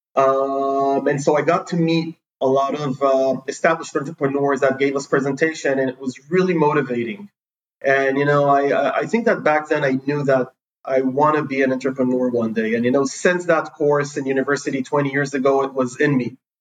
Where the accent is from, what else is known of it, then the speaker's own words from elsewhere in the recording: Jerusalem District, Israel; also born or lived in San Francisco; I was born in Jerusalem. We moved to San Francisco pretty early on. Then I moved to a neighborhood wow. called Middle uh, which is near Jerusalem.